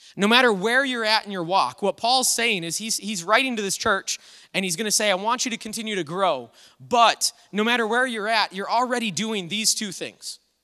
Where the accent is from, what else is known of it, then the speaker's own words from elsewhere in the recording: United States; this freedom that we have as Americans in our country.